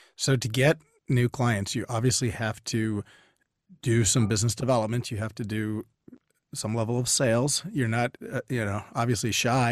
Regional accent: Northern Virginia, United States; now in Austin, United States; I'm originally from Northern Virginia

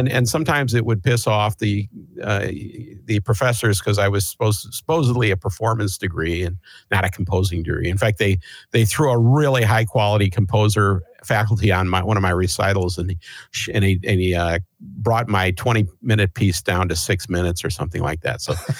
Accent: Chicago, Illinois, United States; now in Seattle, United States; Well, I moved to Seattle in 1979 from Chicago, and I went into percussion as an instrument.

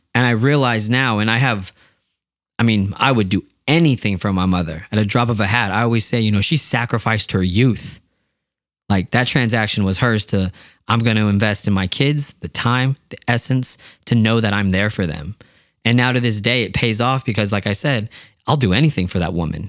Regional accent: Yakima, Washington, United States; I'm from Yakima

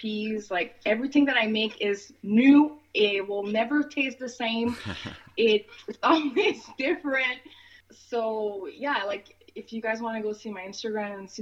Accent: Montreal, Quebec, Canada; I grew up in Montreal. I was born here, but I grew up in Montreal, and I've been back here for about 6 years now.

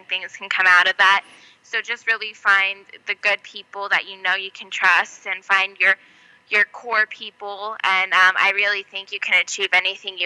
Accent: Las Vegas, Nevada, United States; I'm born and raised in Vegas, but most of my family's from New York.

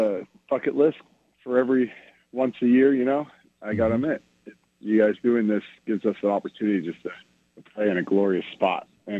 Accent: Skiatook, Oklahoma, United States; We are at Skiatook, Oklahoma, north of Tulsa.

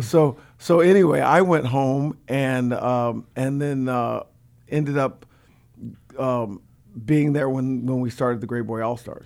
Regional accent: Orange County, California, United States; moved away as an adult; now in San Diego, United States; I grew up in Orange County

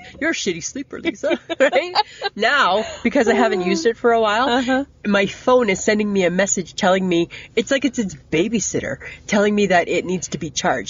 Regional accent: Ontario, Canada; I'm from Ontario. We're ice cream scoop people there, hey?

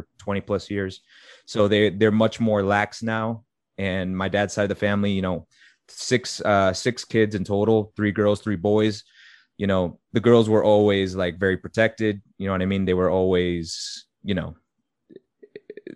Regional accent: Methuen, Massachusetts, United States; moved away as an adult; also born or lived in Florida; I was born in Methuen.

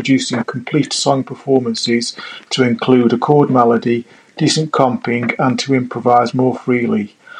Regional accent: Isle of Wight, South East England, United Kingdom; from the Isle of Wight, just off the south coast of England

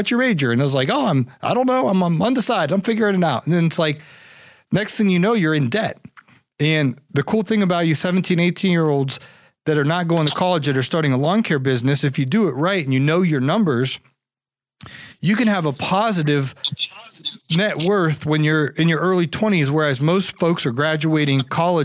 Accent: Ohio, United States; I'm from Ohio

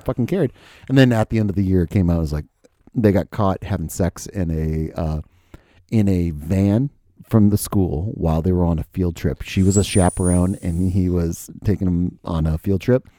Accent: United States; I'm an American

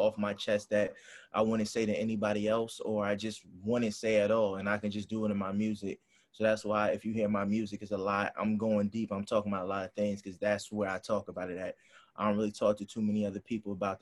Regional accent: Hampton, Virginia, United States; I'm from Hampton, Virginia

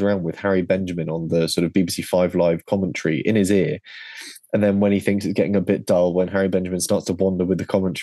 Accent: United Kingdom; as a Brit who watches the Sky coverage and enjoys the history of the sport

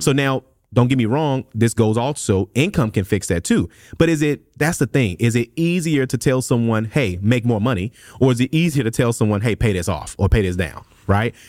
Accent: Memphis, Tennessee, United States; moved away; I'm from Memphis, Tennessee originally

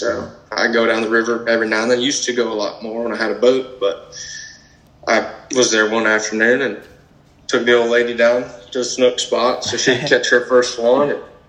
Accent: Arcadia, Florida, United States; I'm from Arcadia, and it's inland, not anywhere really close to the coast, about 30, 45 minutes to an hour from the coast in any direction.

